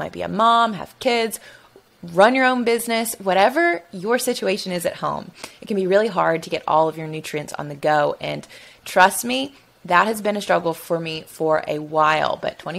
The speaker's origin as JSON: {"language": "English", "region": "Alabama", "country": "United States", "said": "I'm from Alabama"}